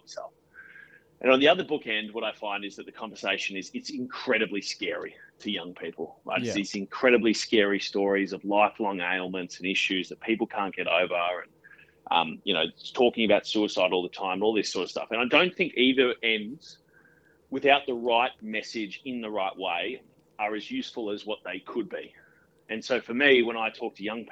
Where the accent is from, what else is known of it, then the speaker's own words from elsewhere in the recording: Australia; I'm probably a little bit well-versed on being an Australian kid